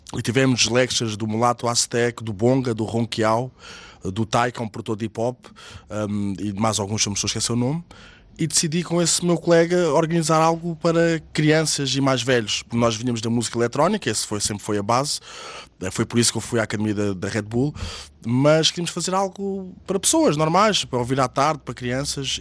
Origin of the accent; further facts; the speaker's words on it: Margem Sul, Setúbal Peninsula, Portugal; eu sou da Margem Sul, eu nasci em 83